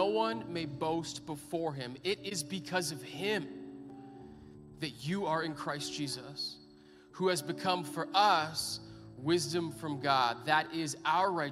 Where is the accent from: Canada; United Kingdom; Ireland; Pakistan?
Canada; Edmonton, Alberta; I'm born and bred in Edmonton